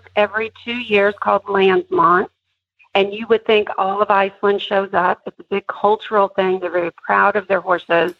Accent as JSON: {"language": "English", "country": "United States", "said": "you know how we are in America"}